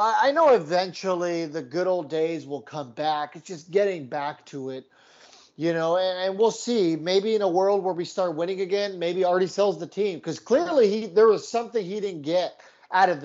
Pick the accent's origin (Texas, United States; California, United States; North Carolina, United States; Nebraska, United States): California, United States; San Diego; I grew up in San Diego, and my dad was a Padres fan